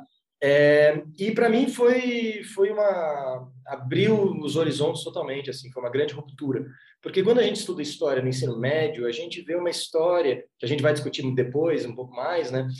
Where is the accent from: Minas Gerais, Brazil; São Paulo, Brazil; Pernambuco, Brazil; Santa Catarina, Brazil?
Santa Catarina, Brazil; Florianópolis; Eu, eu sou de Floripa